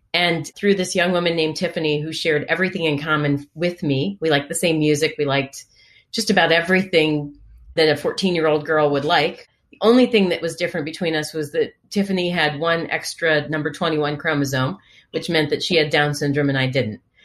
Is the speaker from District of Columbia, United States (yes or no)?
yes; Washington, District of Columbia, United States; from my youngest days as an infant growing up in Washington, D.C.